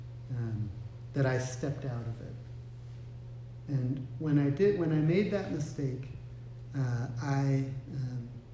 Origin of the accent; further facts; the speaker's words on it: United States; being an American living in this society